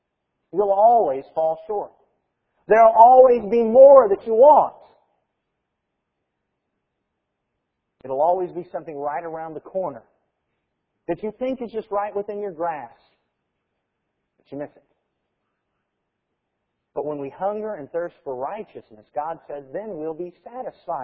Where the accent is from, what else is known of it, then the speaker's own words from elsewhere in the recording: United States; As Americans